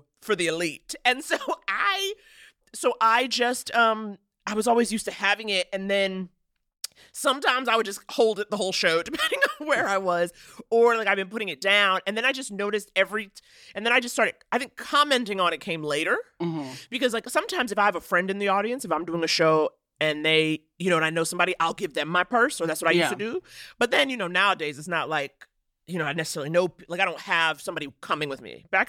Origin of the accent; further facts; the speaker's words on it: New York City, New York, United States; Okay, I'm from New York. And I always say I'm from a pre-gentrified Harlem.